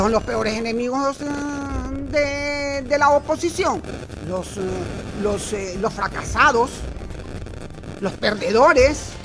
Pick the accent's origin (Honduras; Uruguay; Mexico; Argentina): Honduras; todos somos hondureños